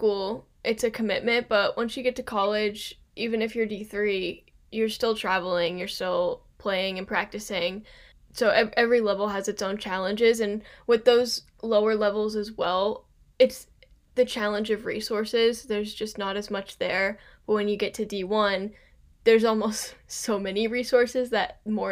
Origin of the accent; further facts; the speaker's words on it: Kentucky, United States; I'm from Kentucky and we have a ton of courses here.